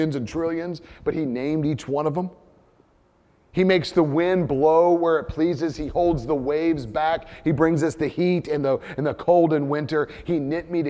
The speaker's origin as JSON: {"language": "English", "country": "United States", "first_language": "English", "said": "as an American"}